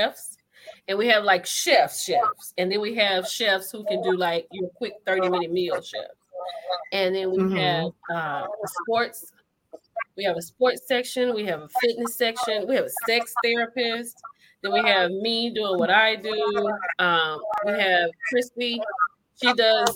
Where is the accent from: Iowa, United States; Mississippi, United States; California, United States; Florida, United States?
Mississippi, United States; Grenada; now in Texas, United States; we're from Grenada, Mississippi. We went to church. We were the same church.